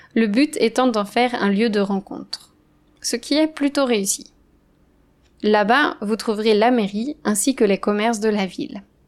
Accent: Andrezé, Pays de la Loire, France; moved away; Le village où j'ai grandi s'appelle Andrezy. Il est situé à l'ouest de la France, entre Nantes et Angers.

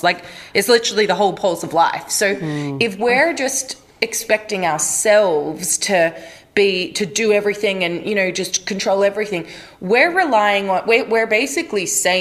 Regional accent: Australia; I grew up in Australia, and so we grew up with waves

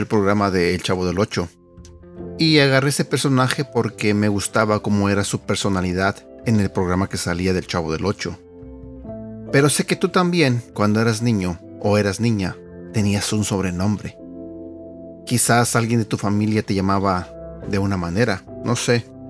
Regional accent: Mexico; now in United States; En México, de donde yo soy

